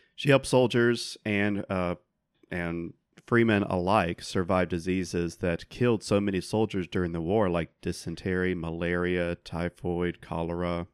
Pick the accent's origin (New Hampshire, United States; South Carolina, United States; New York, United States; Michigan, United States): South Carolina, United States; growing up in South Carolina